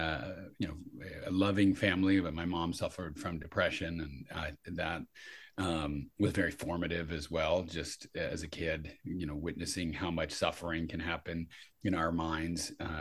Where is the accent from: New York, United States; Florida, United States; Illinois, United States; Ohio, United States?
New York, United States; New York City; now in Santa Cruz, United States; So I'm in Santa Cruz, but I grew up in New York City.